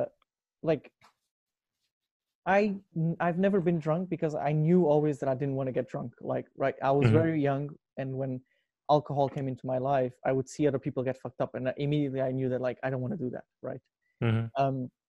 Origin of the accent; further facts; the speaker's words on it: Portugal; moved away; where I come from, like growing up in Portugal